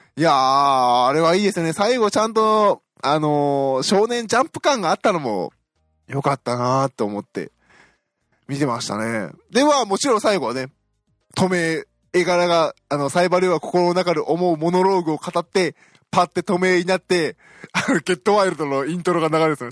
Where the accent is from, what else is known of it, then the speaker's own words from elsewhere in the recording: Osaka, Japan; moved away as an adult; now in Tokyo, Japan; 私大阪出身なので